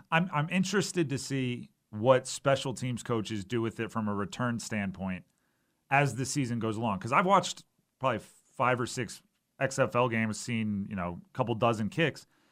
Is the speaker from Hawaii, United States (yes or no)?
yes; Hawaii, United States; moved away; I grew up in Hawaii